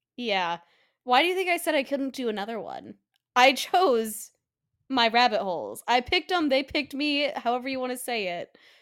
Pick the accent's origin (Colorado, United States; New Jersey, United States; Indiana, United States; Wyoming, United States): Colorado, United States; now in Pennsylvania, United States; back in Colorado, my home state. I'm visiting home for Christmas